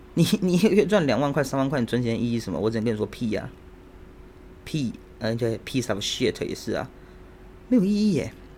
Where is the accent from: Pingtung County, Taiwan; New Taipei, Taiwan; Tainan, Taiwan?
New Taipei, Taiwan; Xindian; 我老家住在新店